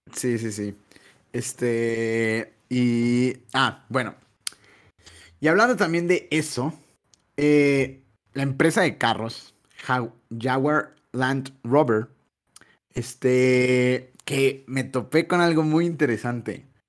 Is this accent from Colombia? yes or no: no; Mexico